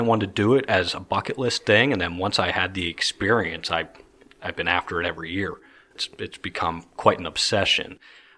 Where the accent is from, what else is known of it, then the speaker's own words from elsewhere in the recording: Pittsburgh, Pennsylvania, United States; moved away as an adult; also born or lived in Newcastle, Pennsylvania / Indianapolis; now in New Castle, United States; I grew up in Pittsburgh, born and raised